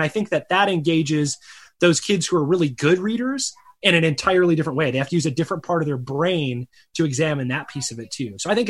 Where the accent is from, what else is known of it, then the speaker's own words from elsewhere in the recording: Chicago, Illinois, United States; also born or lived in Michigan; now in Arizona, United States; I live out in Arizona now, but he grew up in Chicago. I grew up in the Chicago area, and I grew up, you know, in the Michigan Great Lakes region.